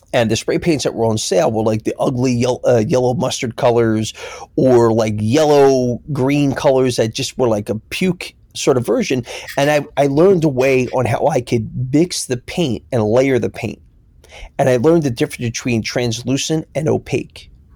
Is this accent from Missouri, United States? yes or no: no; Philadelphia, Pennsylvania, United States; now in New York, United States; growing up in Philly